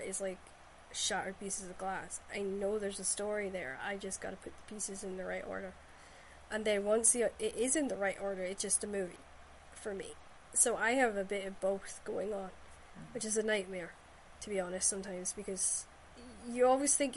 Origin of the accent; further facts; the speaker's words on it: Shetland, Scotland, United Kingdom; historical stories I grew up with in Shetland